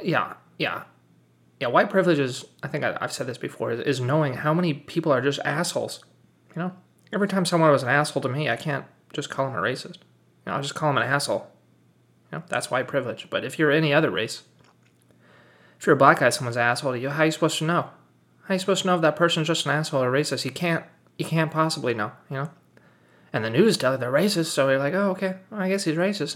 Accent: United States; also born or lived in Japan / Germany; I'm mixed race as well, you know, 'cause I'm American

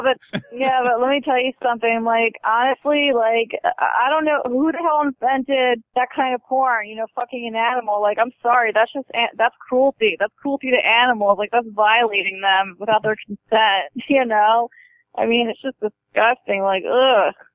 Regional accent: Baltimore, Maryland, United States; moved away; I was born and raised there.

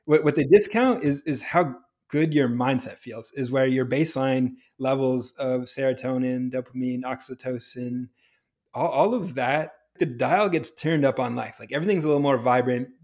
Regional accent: New Hampshire, United States; I grew up in New Hampshire, where it is cold and snowy in the winter

